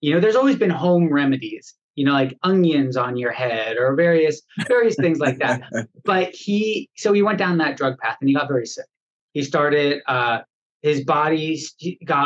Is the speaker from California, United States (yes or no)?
yes; Los Angeles, California, United States; I was born here in Los Angeles and we're in Los Angeles, California.